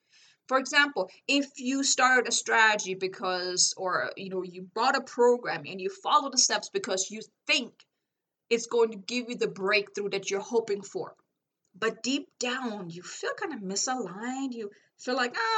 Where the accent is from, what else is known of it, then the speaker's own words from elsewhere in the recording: Germany; English is a second language; I'm like, I came from Germany. I had to figure everything out myself.